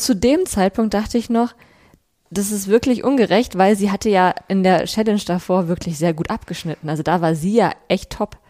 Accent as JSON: {"language": "German", "town": "Bielefeld", "region": "North Rhine-Westphalia", "country": "Germany", "tie": "born or raised there"}